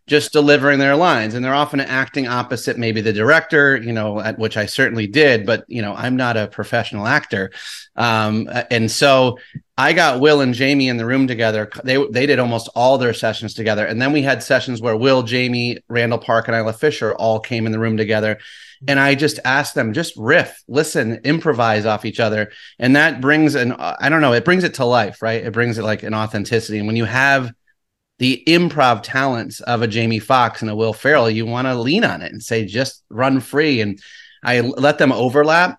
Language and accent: English; Saratoga Springs, New York, United States; moved away as an adult; now in Los Angeles, United States; I loved growing up in Saratoga. love upstate New York